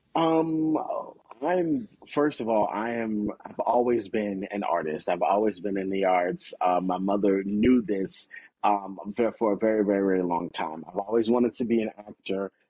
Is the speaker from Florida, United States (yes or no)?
yes; Gainesville, Florida, United States; also born or lived in Chicago; growing up in Florida